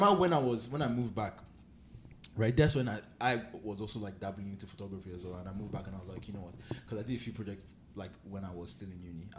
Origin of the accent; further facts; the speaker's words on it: Nigeria; I'm a son of the soil, I'm Nigerian, like, this is my land, this is my fatherland.